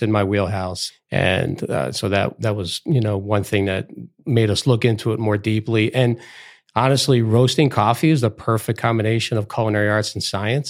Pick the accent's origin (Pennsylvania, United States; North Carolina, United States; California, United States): Pennsylvania, United States; Philadelphia; I grew up in Philadelphia